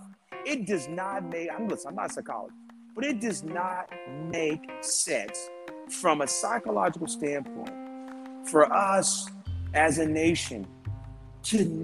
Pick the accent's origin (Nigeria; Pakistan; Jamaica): Jamaica; now in United States; I was born in Jamaica.